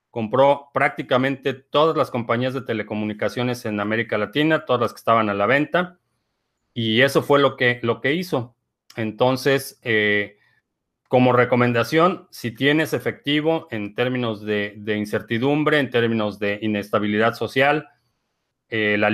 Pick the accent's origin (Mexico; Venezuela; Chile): Venezuela; parece que en mi país, Venezuela, pretenden eso.